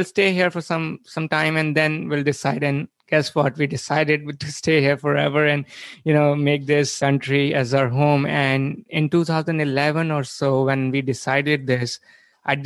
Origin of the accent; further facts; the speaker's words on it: India; moved away as an adult; now in United States; I was born and brought up in India, where, you know, I did my undergrad